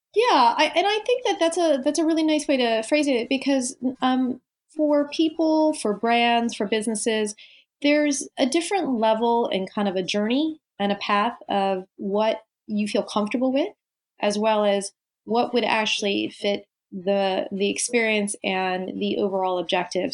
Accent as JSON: {"language": "English", "region": "Tokyo", "country": "Japan", "tie": "born or raised there", "moved": "yes", "said": "I grew up in in Tokyo. So as uh, a Japanese teenager"}